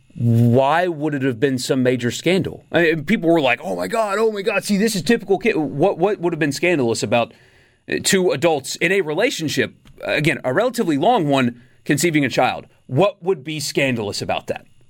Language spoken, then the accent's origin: English; Upstate South Carolina, United States; in the upstate where, where I grew up in South Carolina